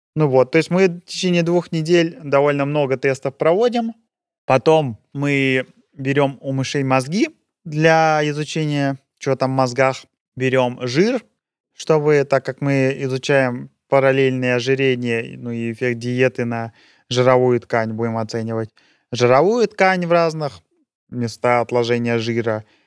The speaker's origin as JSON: {"language": "Russian", "country": "Russia", "moved": "as an adult", "lives_now": "Switzerland", "said": "Есть у нас на родине такое представление"}